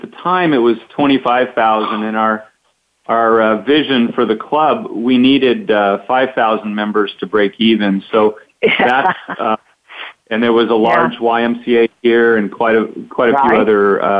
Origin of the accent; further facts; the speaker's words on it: Grants Pass, Oregon, United States; I was born and raised in Grants Pass